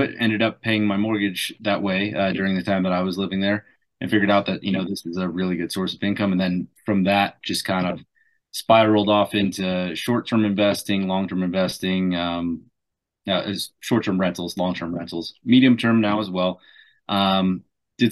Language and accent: English; South New Jersey, United States; moved away as an adult; also born or lived in Washington, D.C. / St. Louis, Missouri; now in Albuquerque, United States; I'm originally from the East Coast, Mid-Atlantic region, so New Jersey, South New Jersey. Grew up there